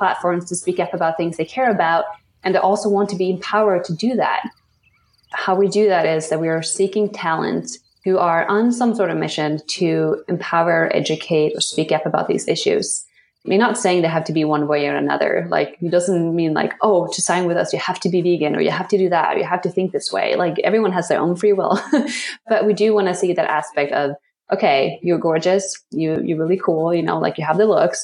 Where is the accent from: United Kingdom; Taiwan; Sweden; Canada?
Sweden; moved away as an adult; now in New York City, United States; I grew up in Sweden, just being very embraced in nature